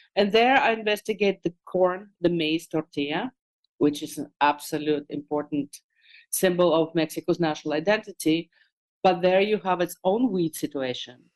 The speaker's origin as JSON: {"language": "English", "region": "Moscow", "country": "Russia", "tie": "born or raised there", "moved": "yes", "said": "as a kid growing up in Moscow"}